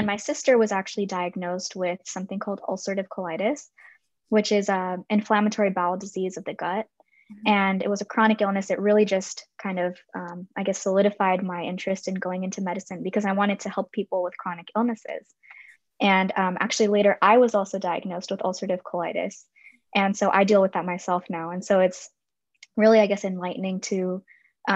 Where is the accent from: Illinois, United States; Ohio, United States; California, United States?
California, United States; Palos Verdes; I grew up in Palos Verdes, which is a small little town in Southern California